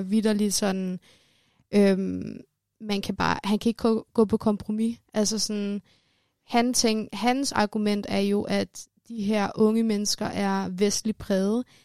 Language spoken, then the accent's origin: Danish; Denmark; jeg er født og opvokset i Danmark, men øh, har rødder i Iran